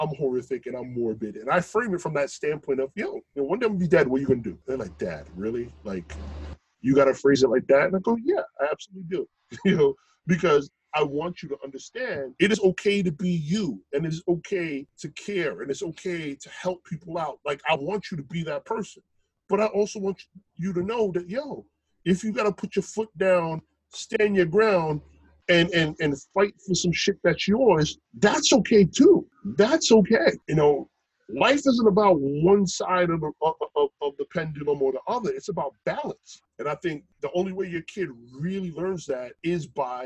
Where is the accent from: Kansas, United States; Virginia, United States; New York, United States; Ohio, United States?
New York, United States; New York City; dudes that I grew up with in Brooklyn, you know, dudes I grew up with in New York